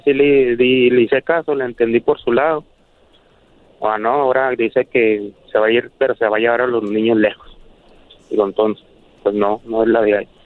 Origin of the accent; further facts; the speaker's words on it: Chihuahua, Mexico; estoy acá en Chihuahua, yo, somos de Chihuahua.